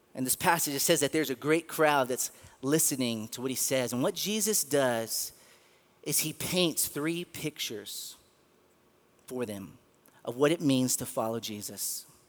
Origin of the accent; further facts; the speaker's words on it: Garland, Texas, United States; now in Midland, United States; I was born and raised in the Dallas area in the city of Garland